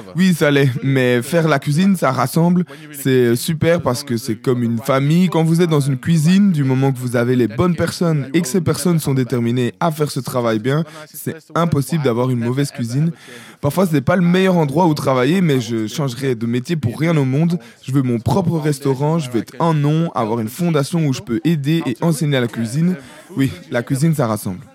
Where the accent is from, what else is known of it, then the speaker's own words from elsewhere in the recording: France; on est français dans la cuisine à l'étranger